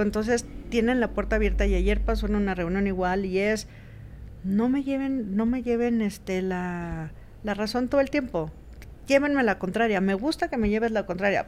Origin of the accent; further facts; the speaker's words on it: Mexico; nosotros como mexicanos